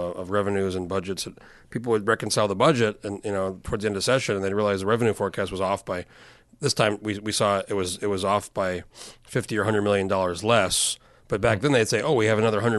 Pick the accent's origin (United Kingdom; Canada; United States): United States; New Mexico; now in Alaska, United States; I'm from New Mexico originally, which is a big state